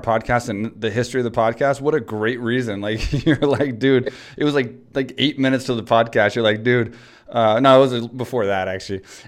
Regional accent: Houston, Texas, United States; that is in Houston, Texas, man. That's where I'm from. That's my hometown

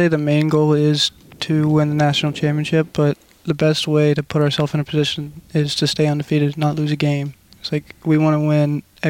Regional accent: Ona, West Virginia, United States; growing up here in West Virginia

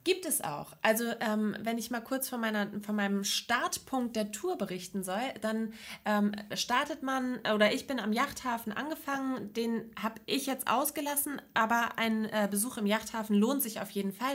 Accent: Neustadt in Holstein, Schleswig-Holstein, Germany; ich komme aus Neustadt, das ist in der Nähe von Lübeck

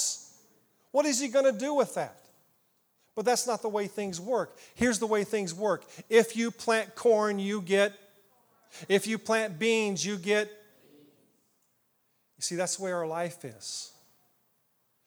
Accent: Ottumwa, Iowa, United States; now in Indiana, United States; I grew up in Iowa, southeast Iowa. Little town called Ottumwa

